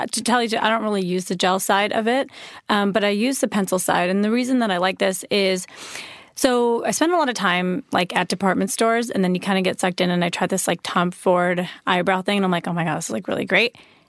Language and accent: English; India; being an Indian person that I am, I feel like.